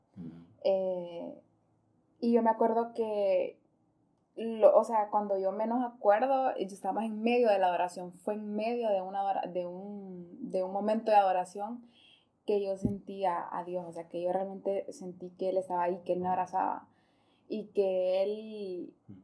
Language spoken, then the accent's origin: Spanish; Choluteca, Honduras; yo soy de Choluteca, ah, entonces eh, vivo, o sea, ahí donde yo vivo bien caliente